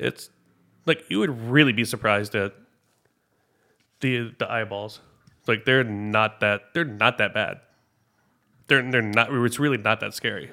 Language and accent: English; Memphis, Tennessee, United States; moved away; growing up in Memphis